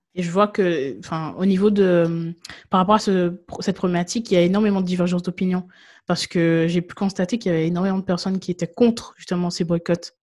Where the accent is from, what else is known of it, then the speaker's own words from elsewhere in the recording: Guadeloupe; moved away; je viens de Guadeloupe et je me souviens que bah, je vivais encore en Guadeloupe lorsqu'il y a eu la, grève en 2009